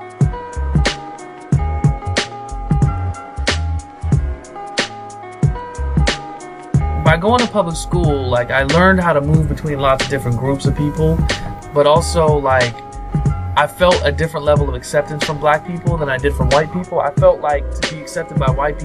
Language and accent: English; Springfield, Ohio, United States; moved away; also born or lived in Indiana; I was raised in Ohio, in Springfield, Ohio